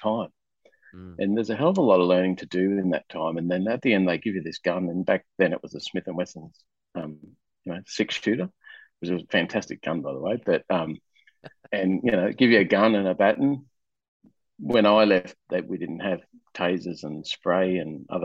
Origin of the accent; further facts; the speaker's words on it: Rockhampton, Queensland, Australia; moved away as an adult; also born or lived in New South Wales; I left my hometown, which was in country Queensland, a little town called Rockhampton